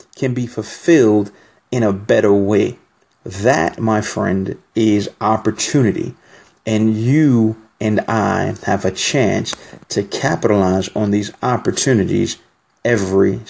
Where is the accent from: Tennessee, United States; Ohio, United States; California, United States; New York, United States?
New York, United States; New York City; I'm from New York City